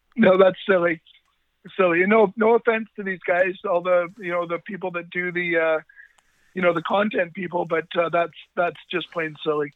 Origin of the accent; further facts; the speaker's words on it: Duncan, British Columbia, Canada; I'm from Duncan, BC.